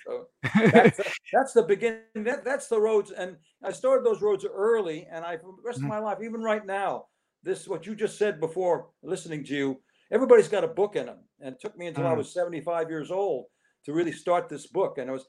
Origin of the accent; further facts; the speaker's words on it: Los Angeles, California, United States; born there; I was born in Los Angeles.